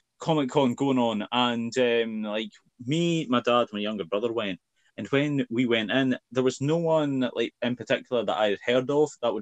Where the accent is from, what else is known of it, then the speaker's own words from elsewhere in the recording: Scotland, United Kingdom; I'm Scottish